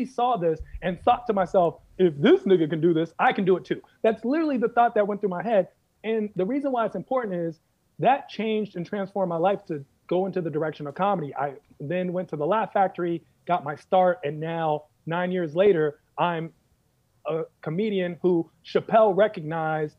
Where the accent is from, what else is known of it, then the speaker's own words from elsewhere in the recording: Washington, District of Columbia, United States; I'm originally from Washington, D.C. In Washington, D.C., there was a time when I was a kid